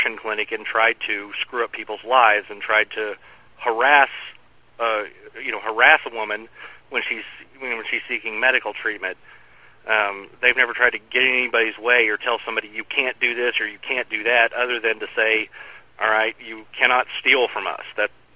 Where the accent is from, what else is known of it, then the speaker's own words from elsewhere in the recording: El Dorado, Kansas, United States; now in Wichita, United States; I grew up in El Dorado, which is a lot closer to Wichita than he grew up.